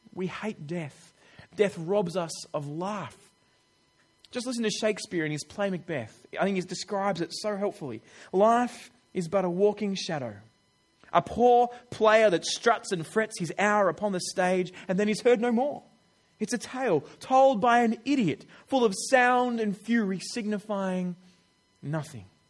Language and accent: English; Australia; I'm an Australian